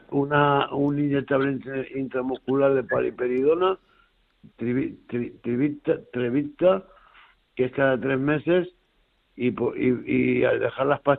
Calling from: Burgos, Castile and León, Spain; soy la enfermera de Burgos.

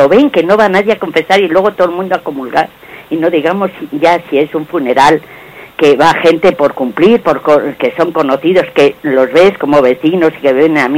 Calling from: Madrid, Community of Madrid, Spain; de Madrid.

